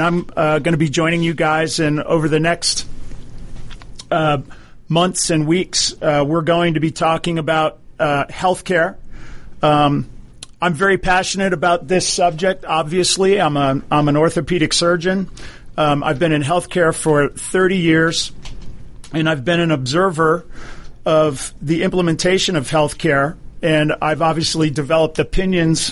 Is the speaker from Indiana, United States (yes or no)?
no; Hawaii, United States; now in Atlanta, United States; I grew up in Hawaii. My father was a naval officer